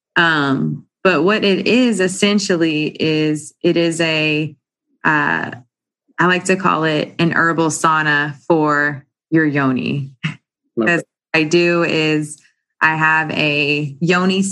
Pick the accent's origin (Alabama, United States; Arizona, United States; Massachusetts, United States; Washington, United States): Arizona, United States; moved away as an adult; now in New Orleans, United States; I'm actually originally from Arizona, West Coast girl